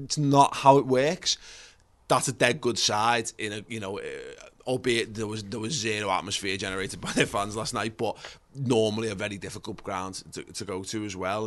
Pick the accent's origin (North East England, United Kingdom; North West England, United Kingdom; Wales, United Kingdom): North West England, United Kingdom; Liverpool; We grew up in Liverpool